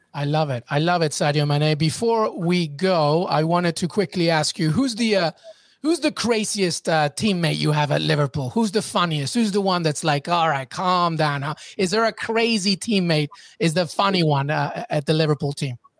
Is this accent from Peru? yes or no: yes; Peru; I'm Peruvian, so I'm South American